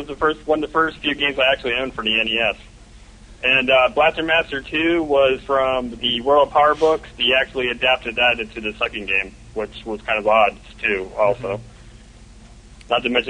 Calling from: Melbourne, Victoria, Australia; calling from Melbourne.

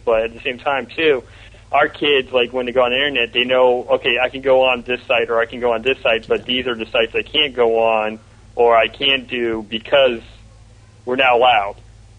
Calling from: Melbourne, Florida, United States; And I'm calling from Melbourne, Florida.

